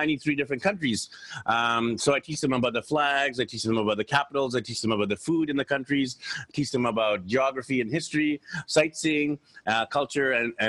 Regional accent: Vancouver, British Columbia, Canada; moved away as an adult; So I'm from Vancouver, BC, Canada. I'm happily married to my wife, Anne, and we have three wonderful kids. And growing up in Vancouver

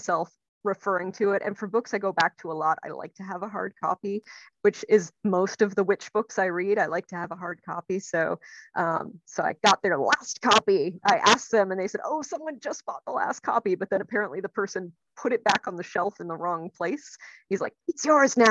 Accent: Minnesota, United States; moved away as an adult; now in Maryland, United States; I grew up in Minnesota. I spent 25 years in Minnesota

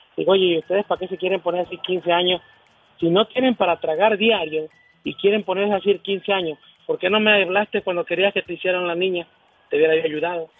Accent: Veracruz, Mexico; now in Oklahoma, United States; soy el jarocho de acá de Oklahoma

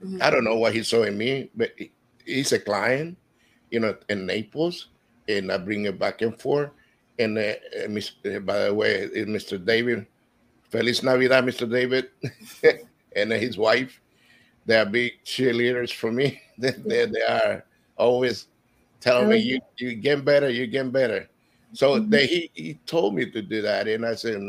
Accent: Honduras; now in Florida, United States; I am from Honduras, and I've been living here in Florida for 38 years.

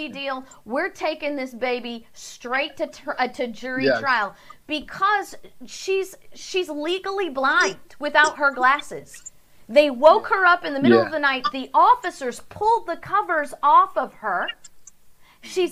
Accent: Florida, United States; here in my home state of Florida

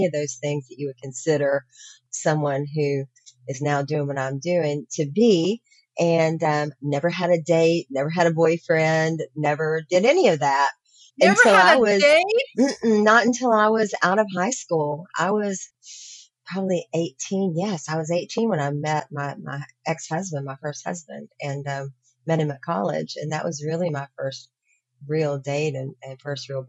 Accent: Virginia, United States; I grew up in Virginia, come from a really conservative

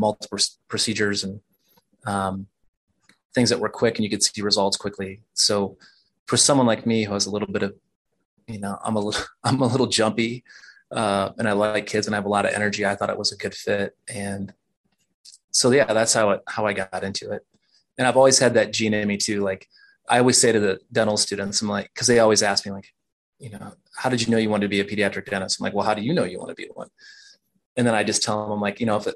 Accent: Iowa, United States; moved away as an adult; now in Denver, United States; I'm from Iowa originally, and I did all my training at the University of Iowa

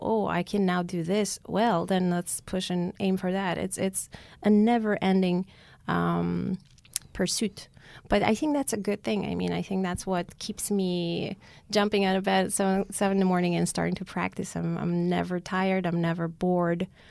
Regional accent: Yerevan, Armenia; moved away as an adult; now in United States; I was born in Yerevan, Armenia

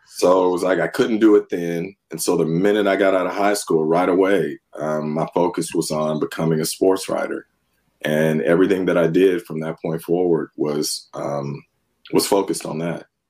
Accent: Northern California, United States; also born or lived in San Francisco; I grew up in Northern California, was born in San Francisco

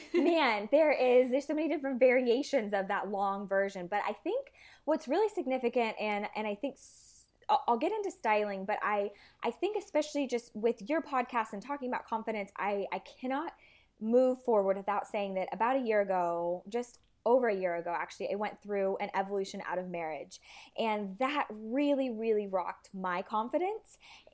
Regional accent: Vietnam; growing up in Asia, I had the luxury. It was like amazing because if any of you guys have traveled to, Thailand or even Vietnam where I was, tailors

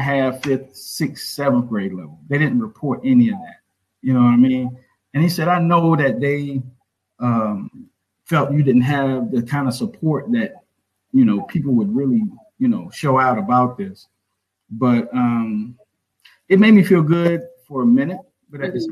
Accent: Orangeburg, South Carolina, United States; born or raised there

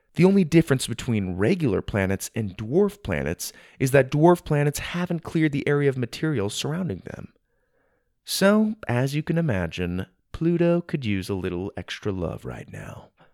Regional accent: Gilbert, Arizona, United States; my hometown of Gilbert, Arizona, where I grew up

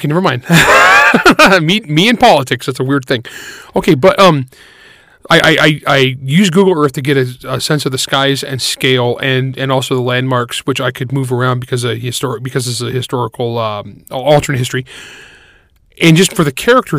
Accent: California, United States; I grew up in California

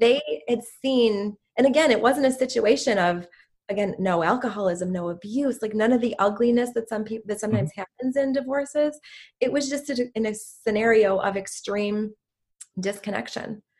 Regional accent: Chicago, Illinois, United States; I'm from the Chicago area, Chicago, okay. Illinois

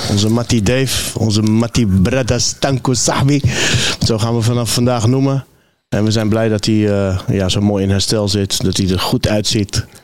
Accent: Nador / Al Hoceima, Oriental, Morocco; now in Netherlands; Op mijn geboorteplaats. Nador en El Housima.

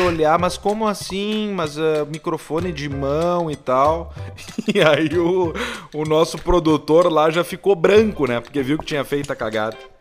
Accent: Rio Grande do Sul, Brazil; a gente é daqui do Sul

